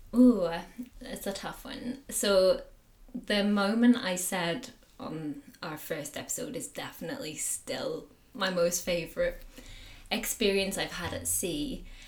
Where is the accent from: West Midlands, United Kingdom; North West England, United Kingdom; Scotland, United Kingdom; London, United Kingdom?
North West England, United Kingdom; the Pennines; also born or lived in Indonesia; I grew up in the Pennines in the northwest of England.